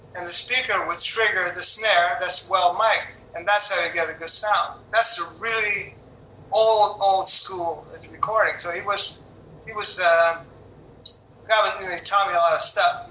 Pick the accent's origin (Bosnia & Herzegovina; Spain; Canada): Canada; Quebec; also born or lived in Los Angeles; my hometown or my home country or my, even my own my own uh, province, which is Quebec